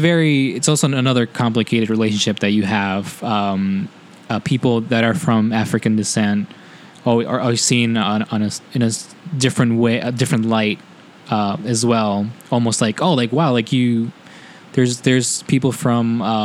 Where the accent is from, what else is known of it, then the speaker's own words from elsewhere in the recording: Cuenca, Azuay, Ecuador; moved away; I'm from Cuenca, the city, you know, I'm definitely, everyone is at some point mestizo there. I have indigenous roots.